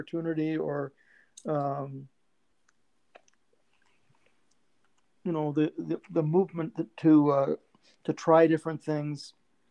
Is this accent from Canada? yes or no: yes; Canada; now in United States; I didn't even come from America. I came from Canada